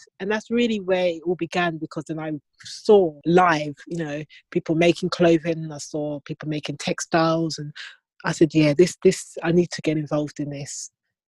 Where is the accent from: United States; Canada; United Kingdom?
United Kingdom; London; I'm from the UK, from born and bred in London